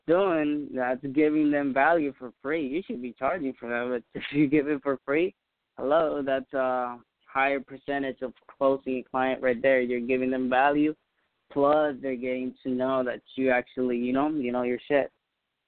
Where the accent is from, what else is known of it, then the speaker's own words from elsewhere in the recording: Puerto Rico; first language Spanish; English is a second language; my native language is Spanish. I'm Puerto Rican myself.